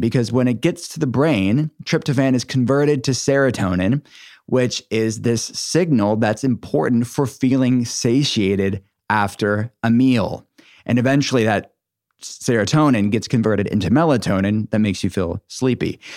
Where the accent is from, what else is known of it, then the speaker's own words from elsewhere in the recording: Pittsburgh, Pennsylvania, United States; my city, my hometown, where my functional medicine telehealth center is based